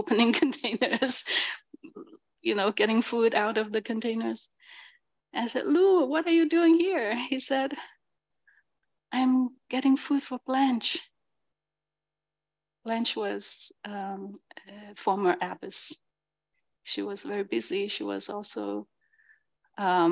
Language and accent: English; China; now in San Francisco, United States; I'm from China